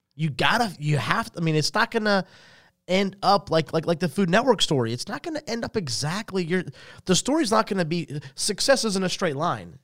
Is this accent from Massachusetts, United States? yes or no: no; Salisbury, North Carolina, United States; also born or lived in Statesville, North Carolina; we left there in ninety-one to move to Salisbury where I kinda was, was raised